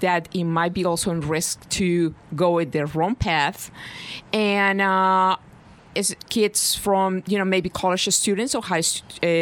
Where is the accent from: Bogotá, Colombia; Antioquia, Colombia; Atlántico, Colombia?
Bogotá, Colombia; Bogota, Colombia; moved away as an adult; now in New York, United States; I am originally Colombian. But yeah. I'm originally from Bogota